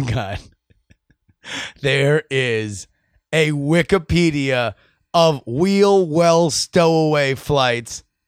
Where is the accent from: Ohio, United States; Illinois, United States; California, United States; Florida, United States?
Florida, United States; South; growing up in South Florida